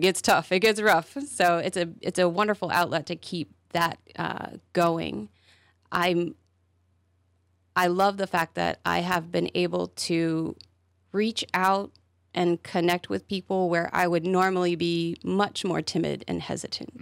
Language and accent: English; Charlotte, North Carolina, United States; moved away as an adult; now in Wilmington, United States; I grew up in Charlotte